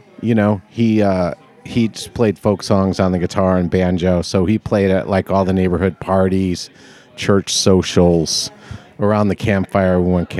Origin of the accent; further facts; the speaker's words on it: New Jersey, United States; also born or lived in Chicago / New York; I was born in Chicago and then spent most of my life in New York. So Chicago, then went to high school and college in New Jersey outside New York.